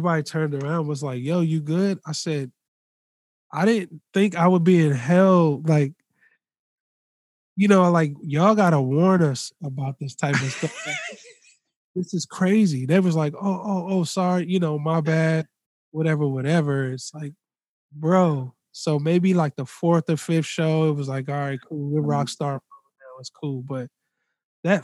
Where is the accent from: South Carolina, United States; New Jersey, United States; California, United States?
California, United States; Los Angeles; I'm from Los Angeles